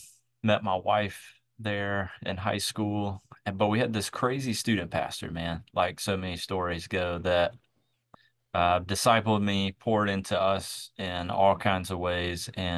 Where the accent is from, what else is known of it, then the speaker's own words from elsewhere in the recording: Georgia, United States; You know, I tell people, if you have sort of a stereotype about Southern people, I was probably that stereotype growing up.